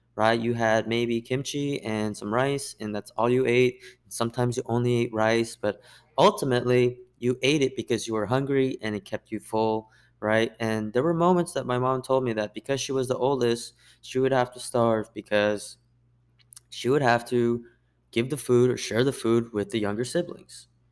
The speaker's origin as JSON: {"language": "English", "country": "United States", "said": "I'm Korean American"}